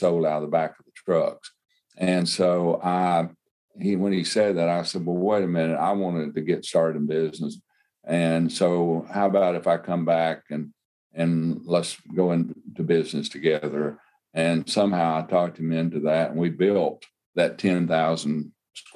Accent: Crosby, Arkansas, United States; I'm from Crosby, Arkansas, which is a little community

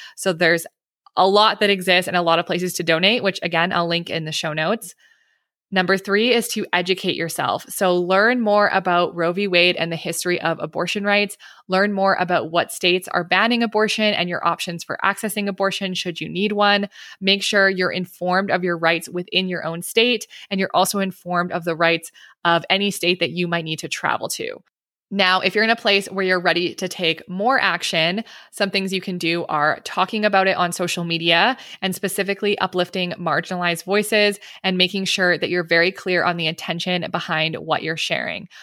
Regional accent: Canada; I'm Canadian

